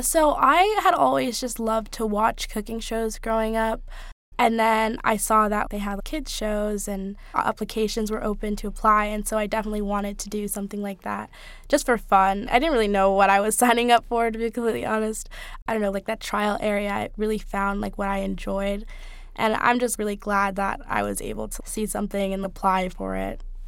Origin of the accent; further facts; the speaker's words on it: Bay Area, California, United States; I grew up in the Bay Area in California